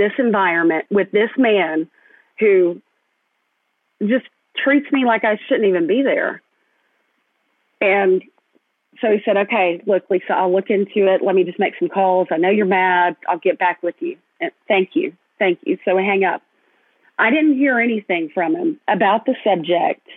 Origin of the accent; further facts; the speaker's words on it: Fayetteville, Arkansas, United States; my hometown at my alma mater